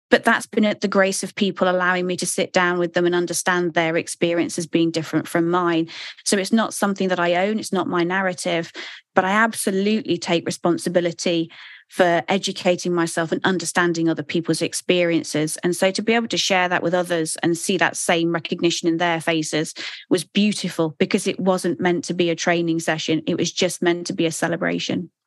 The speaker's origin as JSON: {"language": "English", "country": "United Kingdom", "moved": "yes", "said": "I am British"}